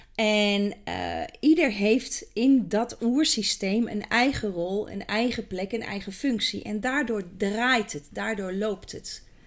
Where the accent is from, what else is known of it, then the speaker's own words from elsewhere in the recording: Kampen, Overijssel, Netherlands; geboren in Kampen, in het mooie Kampen.